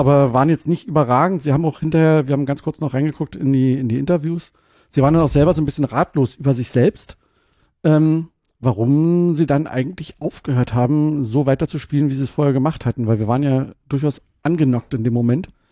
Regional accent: Brandenburg, Germany; ich bin ja geborener Brandenburger

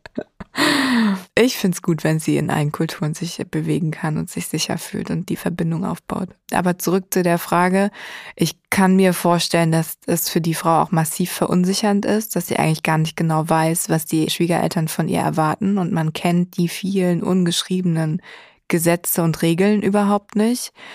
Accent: Germany; als Deutsche

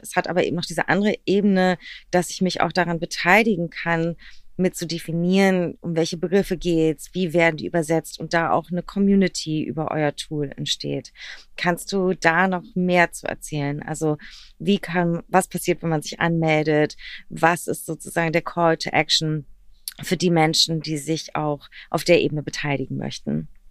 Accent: Berlin, Germany; born or raised there

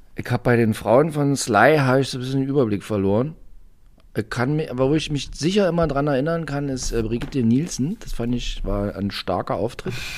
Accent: Saxony, Germany; In Sachsen, meine Heimat

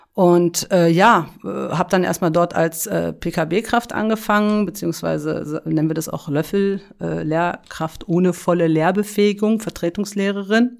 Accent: Berlin, Germany; ich bin in Berlin äh, aufgewachsen, in Schöneberg

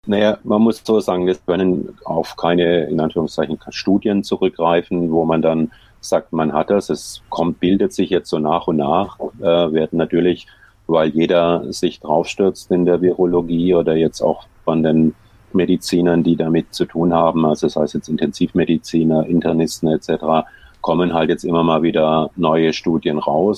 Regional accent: Heilbronn, Baden-Württemberg, Germany; moved away; also born or lived in Wiesbaden; in meiner Heimatstadt in Heilbronn

